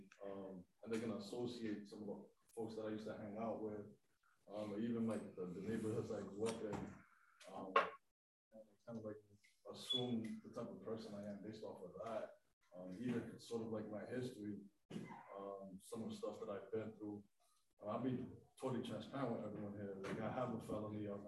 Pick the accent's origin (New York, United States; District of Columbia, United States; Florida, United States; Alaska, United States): New York, United States; I was born in New York. My family is from the capital